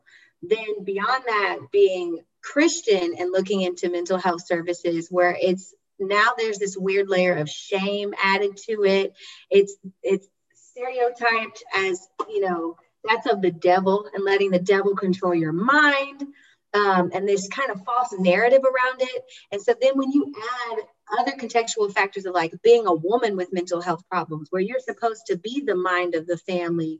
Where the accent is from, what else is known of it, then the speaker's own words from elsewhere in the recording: Durham, North Carolina, United States; I'm from Durham, North Carolina, so I'm from the States